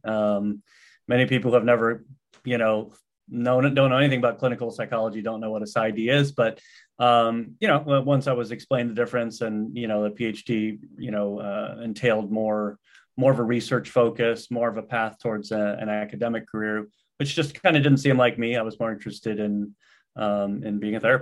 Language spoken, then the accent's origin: English; Los Angeles, California, United States; also born or lived in East Coast; I grew up here in the Los Angeles area and was just returning home